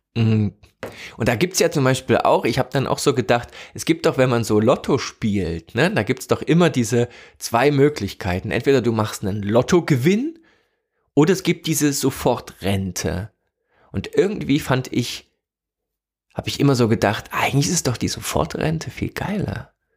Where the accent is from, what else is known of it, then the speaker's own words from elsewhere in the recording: East Germany, Germany; Ich komme also komme aus der DDR, ne, bin da aufgewachsen